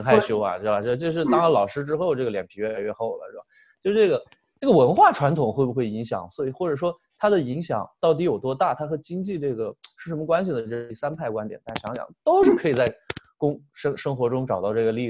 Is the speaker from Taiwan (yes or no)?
no; China; 我们中国人经常心里还想，我是不是这个英语不好啊？